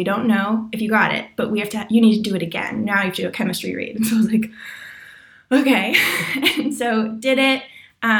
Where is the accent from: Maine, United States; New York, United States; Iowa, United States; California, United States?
California, United States; Los Angeles; I'm from Los Angeles and I live here